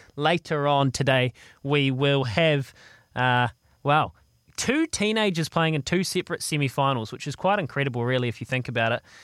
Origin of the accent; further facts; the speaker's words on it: Leithfield, Canterbury, New Zealand; Leithfield. Of all places, Leithfield.